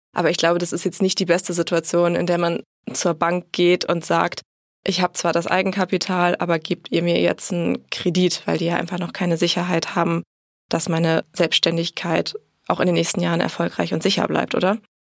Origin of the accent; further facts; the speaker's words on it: Bremen, Germany; dann bin ich zuletzt in Bremen groß geworden